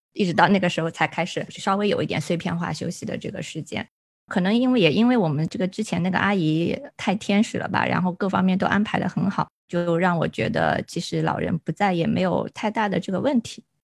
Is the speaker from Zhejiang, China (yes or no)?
yes; rural Zhejiang, China; moved away; 我们老家，就浙江农村啊